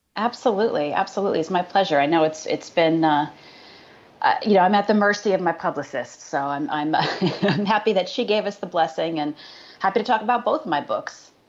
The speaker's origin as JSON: {"language": "English", "town": "Syracuse", "region": "New York", "country": "United States", "tie": "born or raised there", "said": "I grew up in uh, upstate New York, outside of Syracuse"}